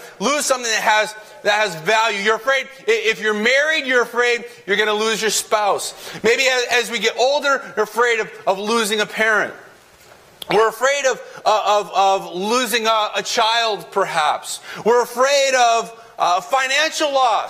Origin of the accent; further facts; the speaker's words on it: Connecticut, United States; we're from Connecticut